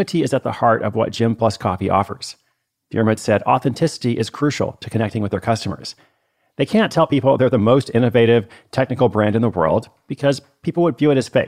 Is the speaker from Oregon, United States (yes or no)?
yes; Portland, Oregon, United States; my hometown of Portland, Oregon